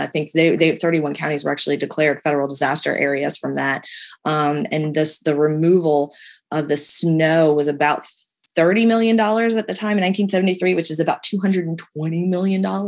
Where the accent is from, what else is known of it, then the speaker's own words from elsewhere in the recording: Delmarva Peninsula, United States; moved away; I grew up in the Delmarva area